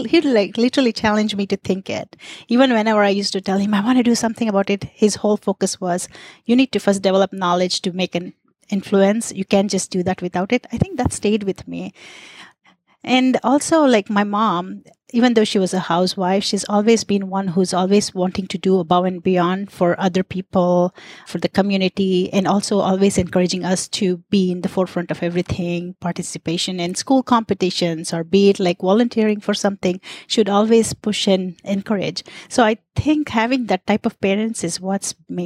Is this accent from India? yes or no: yes; India; moved away; I was born in India to really progressive parents